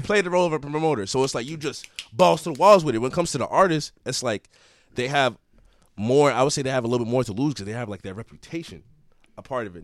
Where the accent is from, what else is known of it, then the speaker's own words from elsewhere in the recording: Everett, Massachusetts, United States; I'm from Everett, Mass